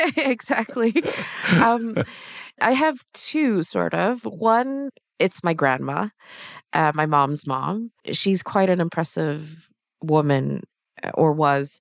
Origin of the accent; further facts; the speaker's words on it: Sweden; I'm born and raised in Sweden